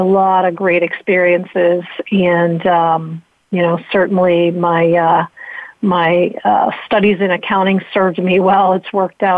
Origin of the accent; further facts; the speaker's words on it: Western Pennsylvania, United States; I grew up in Western Pennsylvania and have never gone far from there.